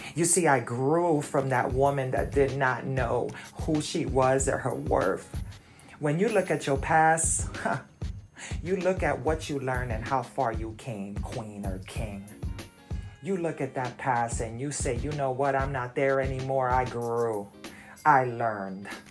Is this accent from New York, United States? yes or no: yes; New York, United States; moved away as an adult; now in Virginia, United States; I'm from New York, so it wasn't really the hood